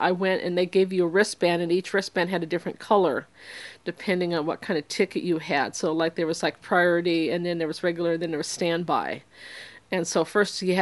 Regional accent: Seattle, Washington, United States; I was from Seattle

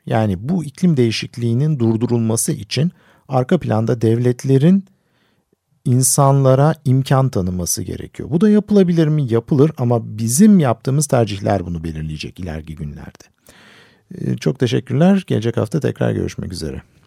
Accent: Istanbul, Turkey; Ben küçükken ben İstanbul'da büyüdüm.

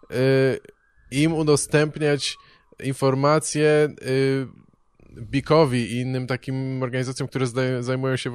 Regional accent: Koszalin, West Pomeranian Voivodeship, Poland; Ja jestem z Koszalina.

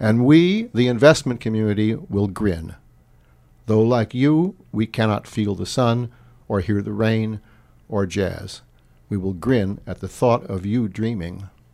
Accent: San Francisco, California, United States; moved away; also born or lived in Terrace, British Columbia; I grew up in San Francisco, it was a city of parishes

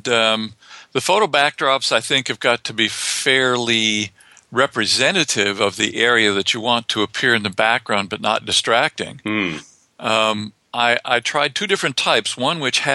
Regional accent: New Mexico, United States; also born or lived in Colorado; when I was a kid growing up in New Mexico and in Colorado

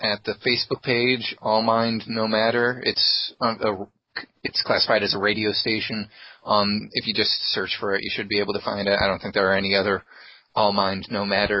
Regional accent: Central New York, United States; And I'm from Central New York.

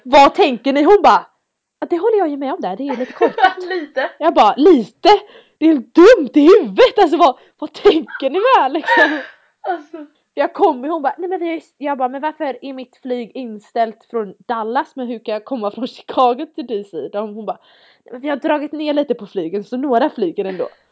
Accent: Sweden; moved away; jag är från, jag är från Sverige, jag är van vid snö

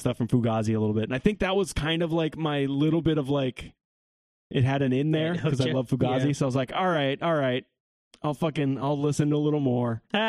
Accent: New York, United States; We're from New York. New York.

